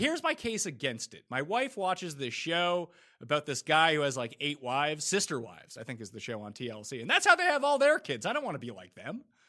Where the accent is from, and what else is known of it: Canada